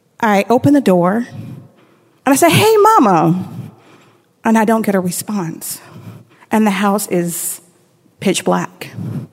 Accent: Tampa, Florida, United States; we're going home from Brandon to Tampa

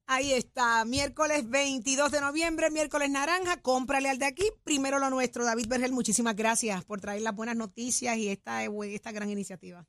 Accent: Puerto Rico; como comerciantes y como puertorriqueños

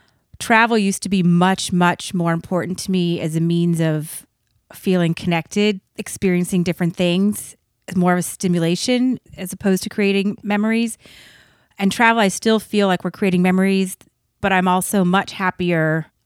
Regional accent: Colorado, United States; also born or lived in Texas / California / Scottsdale, Arizona; I was born in Texas. I grew up in Colorado. And then I spent a year in California. And then we moved to Arizona.

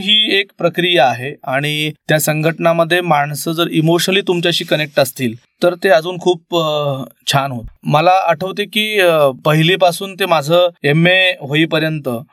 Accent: Sandas, Maharashtra, India; also born or lived in Nanded; मी ज्या मामाच्या गावून लहानाचा मोठा झालो

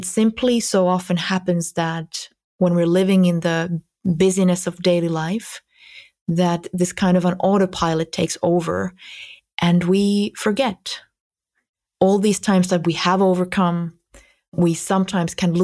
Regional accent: Finland; here in my homeland

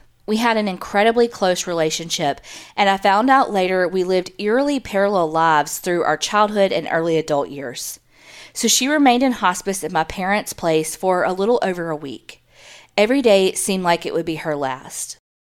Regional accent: Memphis, Tennessee, United States; I grew up in Memphis, so for birthday parties, I'd make my friends go on tours in some of the historic places there as well.

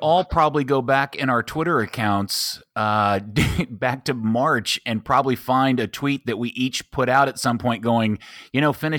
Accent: United States; As an American

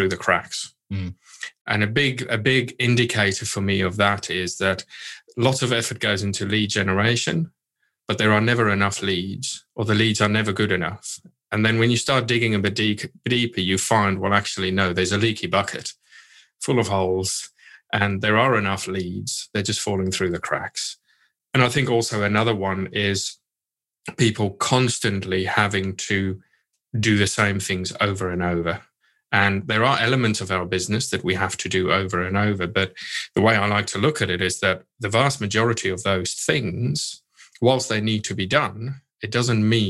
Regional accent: South Africa; moved away; I grew up in South Africa

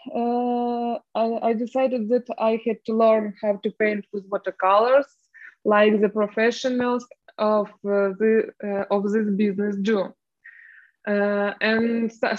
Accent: Ukraine; English is a second language; moved away as an adult; also born or lived in Moscow, Russia; now in Poland; I'm from Ukraine, but a lot of years I was living in Russia. And same weeks ago, I moved into Poland with my family, and now I live in Poland.

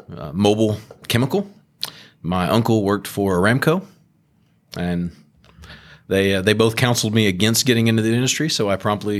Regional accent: Beaumont, Texas, United States; No, Beaumont boy.

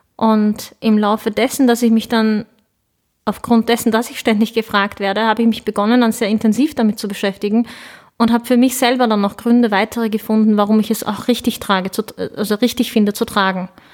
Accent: Lower Austria, Austria; German is a second language; also born or lived in Ankara, Turkey; bin dann mit ähm, sieben Jahren mit meinen Eltern nach Niederösterreich gezogen. Ich habe dann ziemlich bald, ziemlich schnell, ziemlich gut, würde ich meinen, Deutsch gelernt

